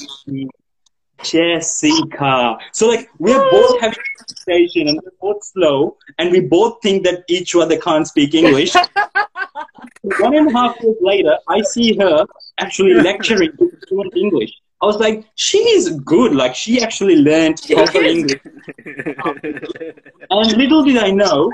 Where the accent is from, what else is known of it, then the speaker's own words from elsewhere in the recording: Sri Lanka; now in Australia; I came from Sri Lanka